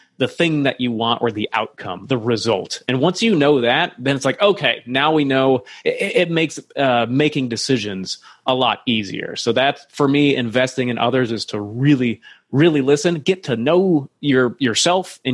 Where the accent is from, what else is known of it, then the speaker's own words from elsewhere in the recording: Iowa, United States; I grew up near in Iowa